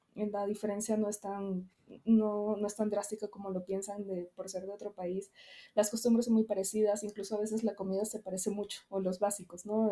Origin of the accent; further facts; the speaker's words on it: Venezuela; moved away as an adult; also born or lived in Caracas; now in Mexico; soy venezolana, nací allá, vine aquí hace seis años.